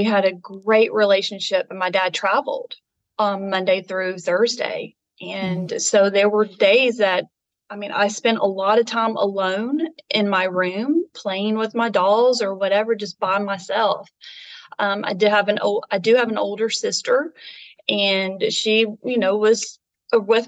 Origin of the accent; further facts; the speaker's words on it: Nashville, Tennessee, United States; I was born and raised in Nashville, Tennessee